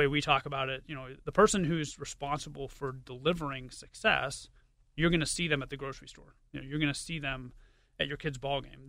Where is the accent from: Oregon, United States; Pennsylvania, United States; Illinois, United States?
Pennsylvania, United States; Pittsburgh; I am, yeah. Born and raised in Pittsburgh, went to Pitt